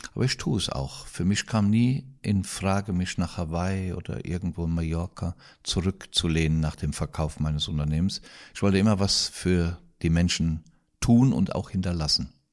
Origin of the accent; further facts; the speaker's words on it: Kroppach, Rhineland-Palatinate, Germany; Das ist hier, das ist Kroppach im Westerwald